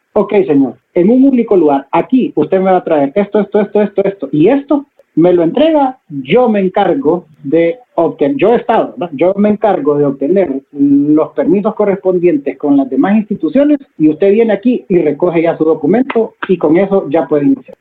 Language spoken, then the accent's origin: Spanish; Honduras; todos somos hondureños y todos vivimos en Honduras